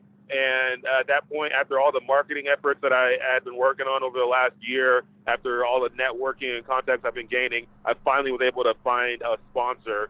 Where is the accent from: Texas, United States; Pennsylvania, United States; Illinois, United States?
Texas, United States; Dallas; moved away as an adult; I'm originally from Dallas, Texas